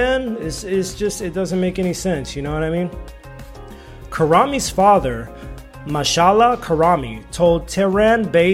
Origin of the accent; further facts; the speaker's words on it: Los Angeles, California, United States; also born or lived in China; I am American. I'm from Los Angeles as well